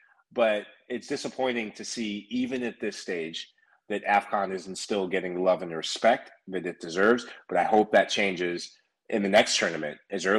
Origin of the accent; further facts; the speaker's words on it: Sierra Leone; And I'm originally from West Africa in Sierra Leone. You may have recently heard of them from a competition called the African Cup of Nations. Shout out to the Leone Stars, Sierra Leone, proud. But I grew up in a soccer-loving, soccer-appreciating country and family.